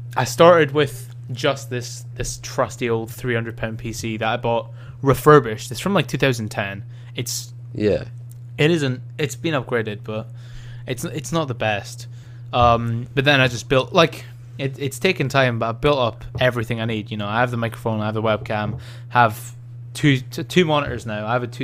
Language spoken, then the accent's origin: English; Birmingham, West Midlands, United Kingdom; But I'm from Birmingham